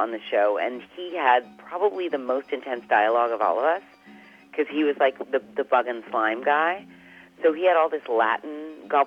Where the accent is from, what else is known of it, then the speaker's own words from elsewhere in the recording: Canada; being Canadian